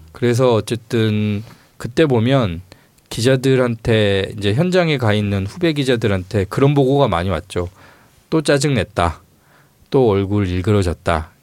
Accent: Honam, South Korea; 제가 이제 호남 출신인데

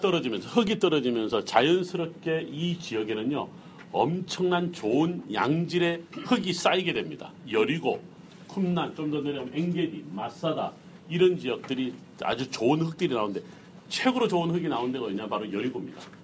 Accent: South Korea; 우리 한국 사람들이

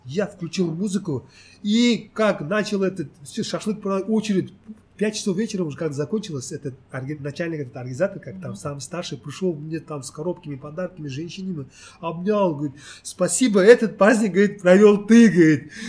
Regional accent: Uzbekistan; moved away as an adult; now in South Korea; Я родился в Узбекистане.

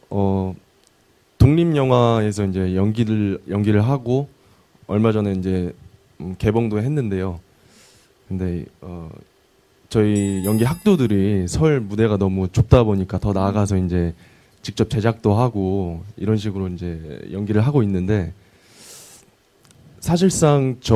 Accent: Seongnam, Gyeonggi Province, South Korea; 저 성남에서 온

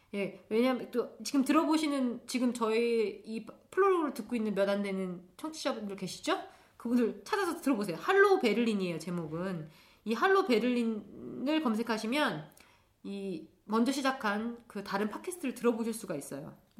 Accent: South Korea; first language Korean; moved away as an adult; now in Berlin, Germany; 모국어가 한국어이고 한국 부모 밑에서 자라서 한국 사람들하고만 어울려다가 하, 한국에서 살았을 때도

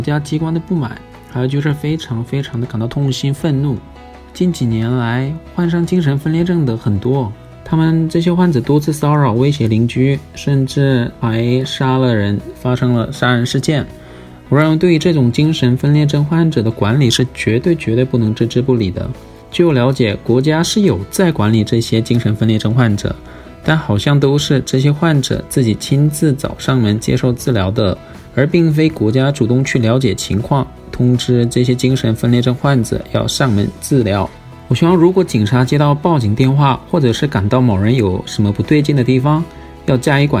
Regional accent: South Korea; 我是韩国人。

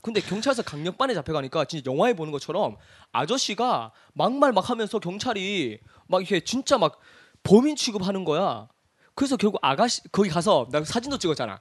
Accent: Cheongsong, North Gyeongsang, South Korea; moved away; 우리 고향이 청송이니까

